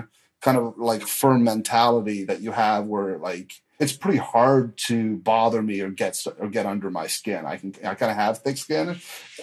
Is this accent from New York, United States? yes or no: no; Newton, Massachusetts, United States; moved away as an adult; now in Los Angeles, United States; I'm from a nice suburb of Boston, Newton, Massachusetts